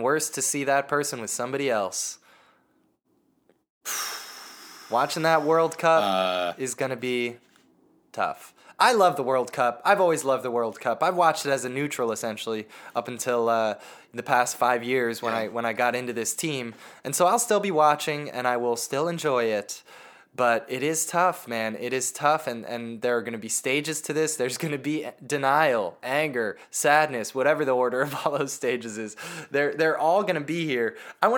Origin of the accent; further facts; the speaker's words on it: United States; being an American